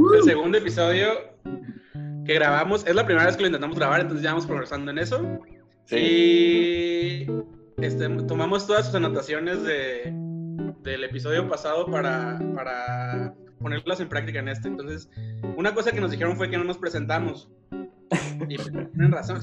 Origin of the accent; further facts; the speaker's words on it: Tijuana, Baja California, Mexico; moved away as an adult; now in Mexico City, Mexico; soy de Tijuana, pero vivo en la Ciudad de México hace dos años